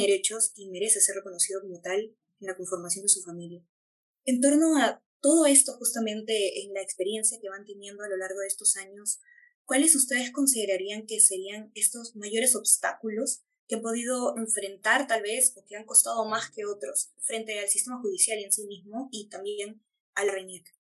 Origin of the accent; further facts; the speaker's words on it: Peru; todas las personas que somos peruanos, peruanas, peruanes